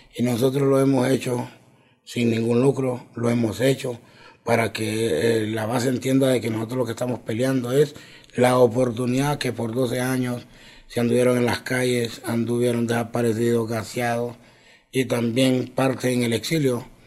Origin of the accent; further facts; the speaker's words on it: Mangulile, Olancho, Honduras; now in Francisco Morazán, Honduras; vengo de Mangulillo Lancho, me vine joven de allá